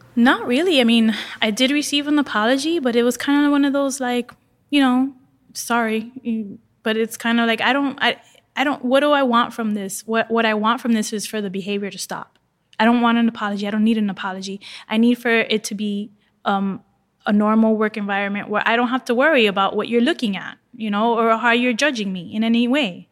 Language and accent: English; Miami, Florida, United States; I'm from Miami. I live in my bathing suit.